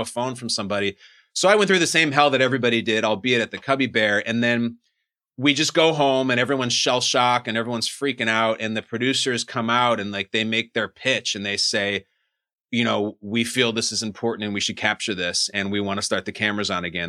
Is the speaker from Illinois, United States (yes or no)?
yes; Chicago, Illinois, United States; also born or lived in New Jersey; I grew up in Chicago.